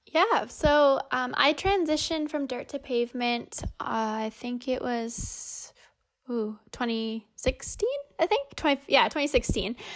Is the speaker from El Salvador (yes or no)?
no; Winnipeg, Manitoba, Canada; being a Canadian